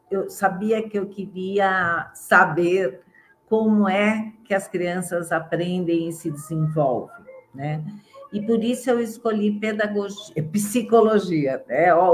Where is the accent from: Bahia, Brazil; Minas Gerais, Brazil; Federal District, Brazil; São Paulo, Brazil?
São Paulo, Brazil; born there; eu é, sou de família mineira, mas vivo em São Paulo, né? Nasci em São Paulo